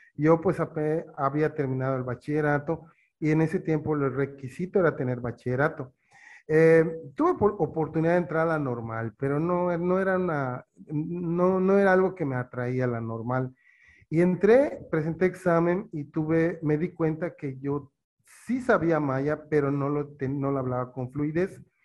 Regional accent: eastern Yucatán, Mexico; yo soy eh, oriente de Yucatán, pero he vivido en la mayoría de mi, mi, vida desde niño, juventud, en pueblos mayas

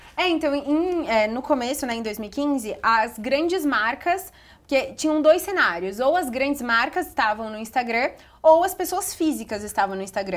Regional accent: Bragança Paulista, São Paulo, Brazil; moved away as an adult; eu sou de Bragança, interior de São Paulo

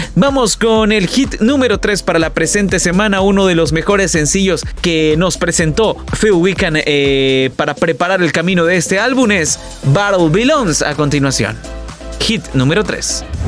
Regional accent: El Salvador; música de nuestro país, música salvadoreña

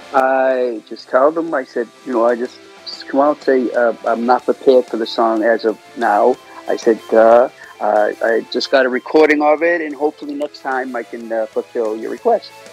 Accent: Boston, Massachusetts, United States; accent: Bostonian; I was born in Boston, Massachusetts

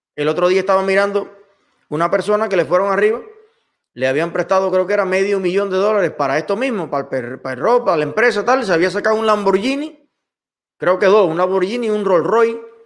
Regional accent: Cuba; moved away as an adult; now in United States; Yo soy un ciudadano cubano que llegué a los Estados Unidos

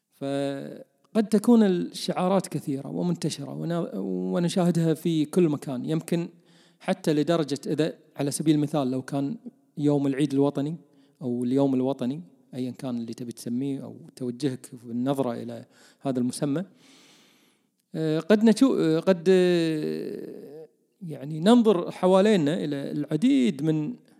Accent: Kuwait; عندنا بالكويت

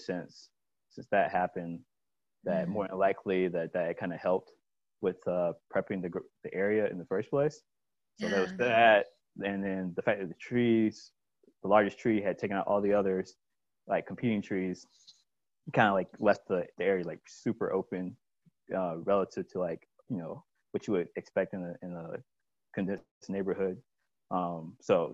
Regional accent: Columbia, South Carolina, United States; moved away as an adult; now in Rock Hill, United States; I grew up in Columbia, South Carolina, and was born and raised there.

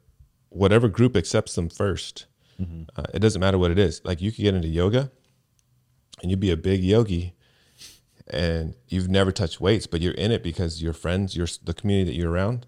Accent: Seaside, California, United States; So I grew up in Seaside, California, and Crips and Bloods were a big thing there.

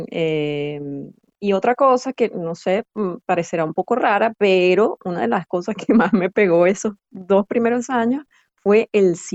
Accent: Venezuela; accent: Venezuelan; E, e incluso la, nuestro acento, pues lo, él tiene su acento de, extranjero, ¿no? Para, mí, pero él trata de imitar el acento venezolano.

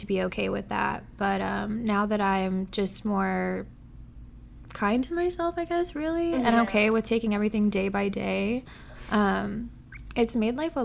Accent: Bay Area, California, United States; I'm from the Bay Area, born and raised

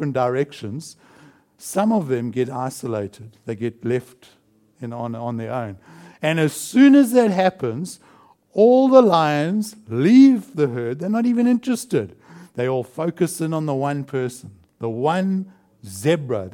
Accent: South Africa; moved away; I come from South Africa

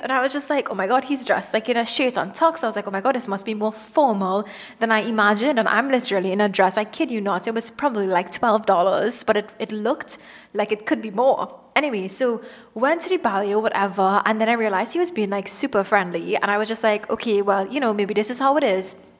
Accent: Trinidad & Tobago; moved away; I am from Trinidad and Tobago

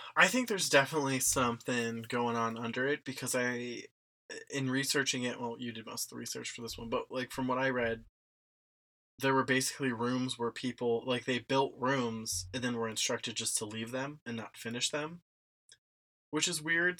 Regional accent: Cincinnati, Ohio, United States; I grew up in Cincinnati.

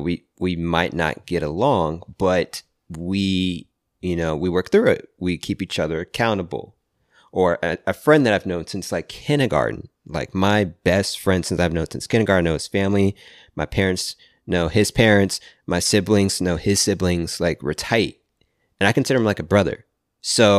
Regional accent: Virginia, United States; I'm from the East Coast. I'm from Virginia

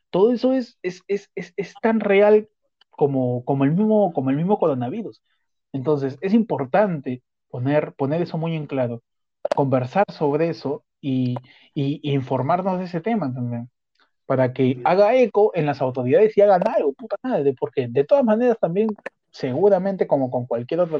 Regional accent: Peru; mañana que soy bien peruano.

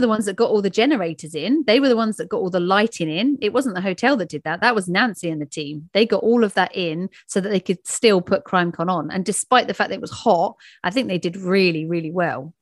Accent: England, United Kingdom

